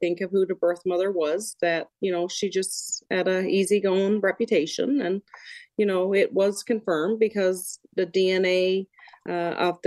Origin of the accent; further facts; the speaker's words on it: Springdale, Newfoundland and Labrador, Canada; now in Yellowknife, Canada; I wasn't born in St. John's. I was born in Springdale